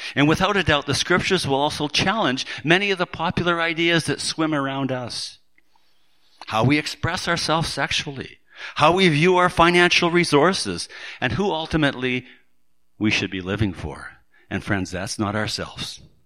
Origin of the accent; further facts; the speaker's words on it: Surrey, British Columbia, Canada; my hometown of Surrey